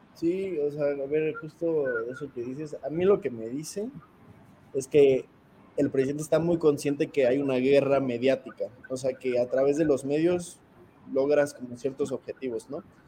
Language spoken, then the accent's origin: Spanish; Mexico; como mexicanos